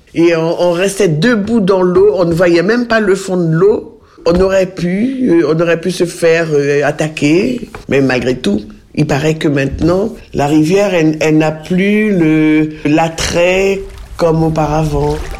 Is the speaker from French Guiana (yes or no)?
yes; Mana, French Guiana; moved away as an adult; also born or lived in Cayenne, French Guiana / Paris, France; now in Pont-Sainte-Maxence, France; je suis de Mana